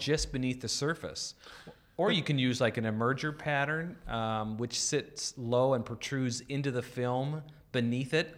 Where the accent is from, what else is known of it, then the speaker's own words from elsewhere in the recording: North Dakota, United States; I grew up in North Dakota